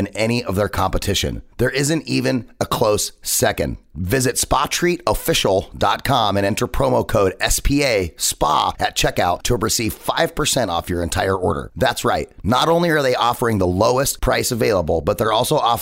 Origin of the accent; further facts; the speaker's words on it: United States; as an American